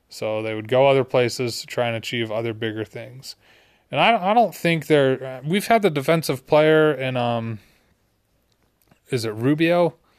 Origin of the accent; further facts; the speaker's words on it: Utah, United States; also born or lived in Seattle, Washington; I lived in Utah, and, you know, that ninety-eight finals, I was like, four years old